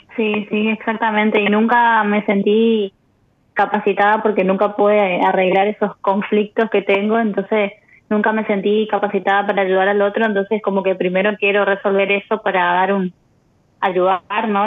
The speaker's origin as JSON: {"language": "Spanish", "town": "Posadas", "region": "Misiones", "country": "Argentina", "tie": "born or raised there", "also_born_or_lived": "Buenos Aires", "moved": "yes", "said": "yo nací en Buenos Aires en realidad, pero bueno, me, eh, me, me, mudé chiquitita a Misiones"}